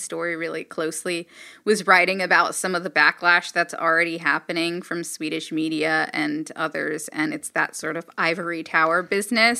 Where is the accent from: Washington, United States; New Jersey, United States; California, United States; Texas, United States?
California, United States; Los Angeles; I grew up in Los Angeles